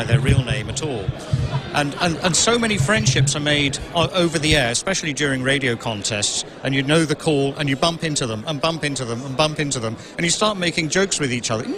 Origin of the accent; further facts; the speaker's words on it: Starkville, Mississippi, United States; also born or lived in Meridian, Mississippi; now in Florida, United States; As you can tell from the accent, I'm originally from Starkville, Mississippi